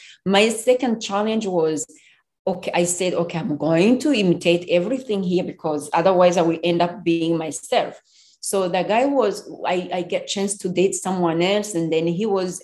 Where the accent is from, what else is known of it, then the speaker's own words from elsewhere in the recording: Rwanda; moved away as an adult; now in United States; I'm from Rwanda.